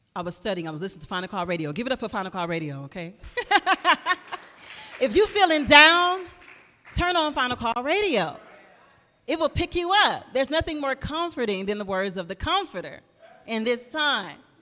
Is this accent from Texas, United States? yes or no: no; Flint, Michigan, United States; also born or lived in Peoria, Illinois; I come from Flint, Michigan